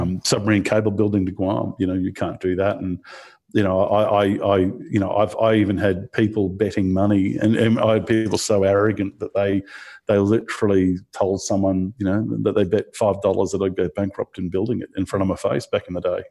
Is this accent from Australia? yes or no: yes; Rockhampton, Queensland, Australia; being in Rockhampton, there weren't, there weren't many computer jobs apart from at the computer store